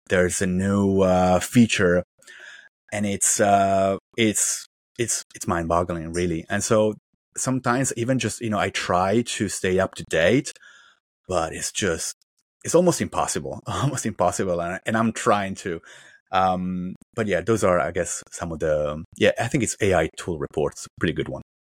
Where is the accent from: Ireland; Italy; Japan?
Italy; moved away as an adult; also born or lived in China / Beijing / Shanghai / Southern China; now in Vancouver, Canada; I'm originally from Italy, although I basically spent my whole professional life in China